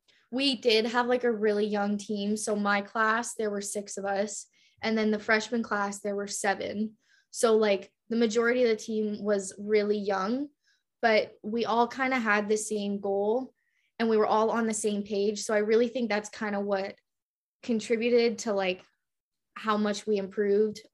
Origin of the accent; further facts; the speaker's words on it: Canada; moved away as an adult; I'm from Canada